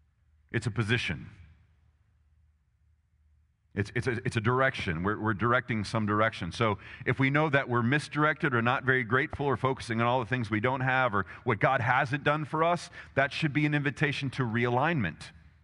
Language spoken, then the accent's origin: English; Texas, United States; I live in America. I'm Texan, blah, blah, blah. You know, Texan, I've got a gun to prove it.